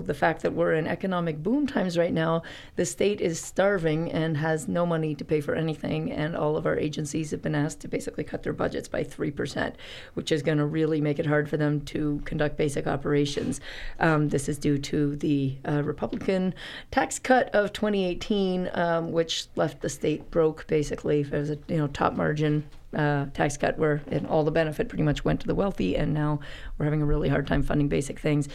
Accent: Canada; now in Boise, United States; I'm from Canada

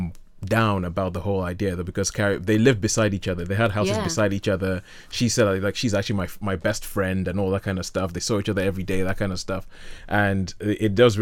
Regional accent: Nigeria; I'm Nigerian, and we have a respect for age where we come from

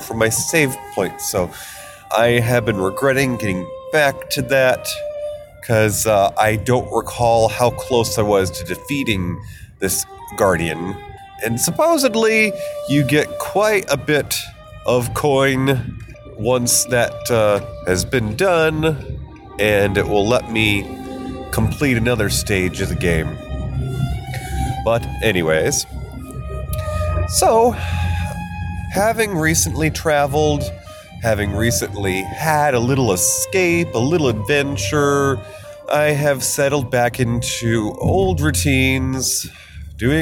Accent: New York, United States; moved away as an adult; it will have been a decade since I have been back in my home state of New York

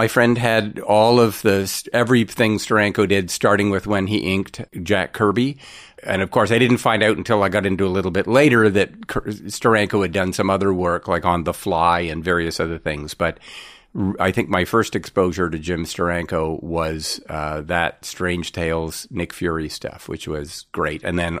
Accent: Ottawa, Ontario, Canada; Well, I was a military brat, so I moved around, and my family ended up in Ottawa when I was about six.

